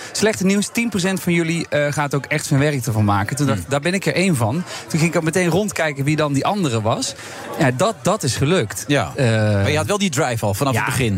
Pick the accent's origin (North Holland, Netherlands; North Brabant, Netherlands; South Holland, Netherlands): North Brabant, Netherlands; Overloon; also born or lived in Amsterdam; now in Eindhoven, Netherlands; In Overloon. Dat is eh, waar het Oorlogsmuseum eh, ligt